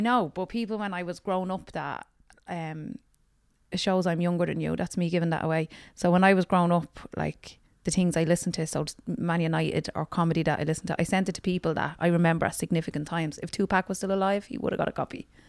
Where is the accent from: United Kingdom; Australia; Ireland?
Ireland; Dublin, Leinster; also born or lived in Ballymun; I'm from Tala West